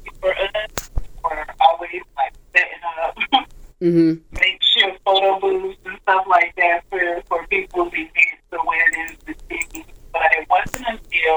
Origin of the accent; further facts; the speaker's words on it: Salisbury, North Carolina, United States; I, too, was born and raised in Salisbury, North Carolina